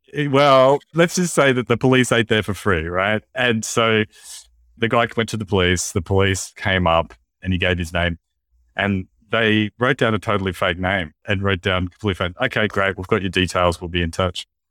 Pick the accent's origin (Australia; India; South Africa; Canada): Australia; in Australia too, like, uh, when I was at primary school